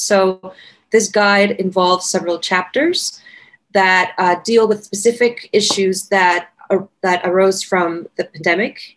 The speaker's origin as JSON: {"language": "English", "town": "Caracas", "region": "Capital District", "country": "Venezuela", "tie": "born or raised there", "moved": "as an adult", "lives_now": "Washington, D.C., United States", "said": "I'm originally from Caracas, from Venezuela, which is one of the most dangerous cities and violent cities in the world"}